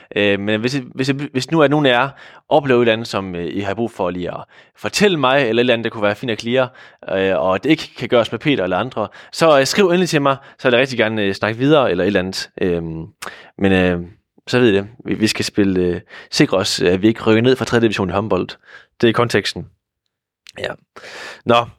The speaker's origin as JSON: {"language": "Danish", "town": "Hvide Sande", "region": "Central Denmark Region", "country": "Denmark", "moved": "as an adult", "lives_now": "Odense, Denmark", "said": "oprindeligt så er jeg fra Hvide Sande"}